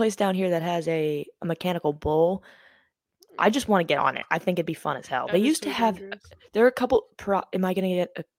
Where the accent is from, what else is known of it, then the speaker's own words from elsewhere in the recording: Maine, United States; I tell people that is because I'm from Maine